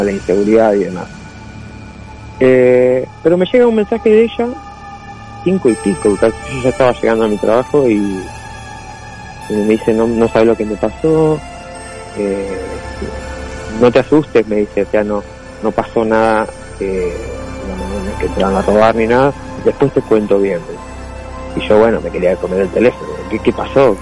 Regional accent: Burzaco, Buenos Aires Province, Argentina; also born or lived in Glew; Yo soy de Bursaco, acá de Gran Buenos Aires.

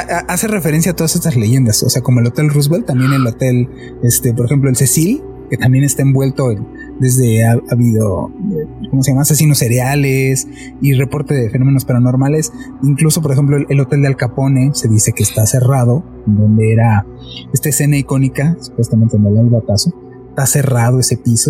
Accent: Mexico City, Mexico; nosotros somos de la Ciudad de México

